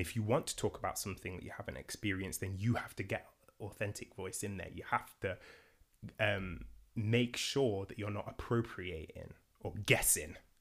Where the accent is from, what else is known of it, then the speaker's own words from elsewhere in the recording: Nottingham, East Midlands, United Kingdom; I'm from Nottingham.